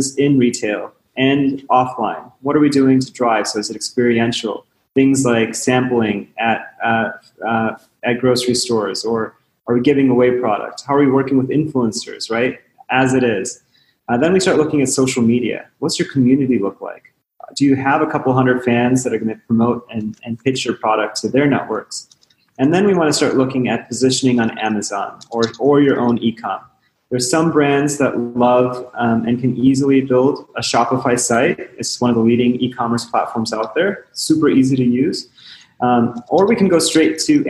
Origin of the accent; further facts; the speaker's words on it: Chicago, Illinois, United States; I was born and raised in Chicago